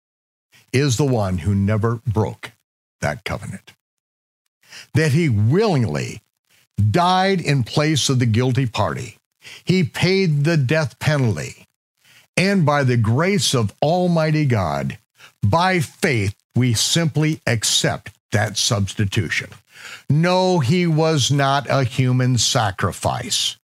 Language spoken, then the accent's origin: English; United States; I grew up in America